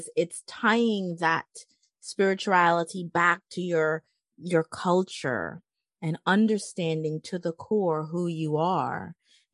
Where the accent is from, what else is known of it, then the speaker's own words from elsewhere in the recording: Jamaica; I'm from Jamaica, the island of Jamaica.